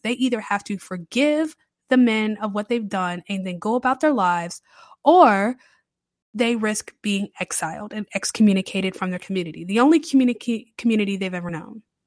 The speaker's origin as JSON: {"language": "English", "region": "the Carolinas", "country": "United States", "tie": "born or raised there", "moved": "as an adult", "lives_now": "New Orleans, United States", "said": "I've been a Southern girl my entire life. I grew up in the Carolinas."}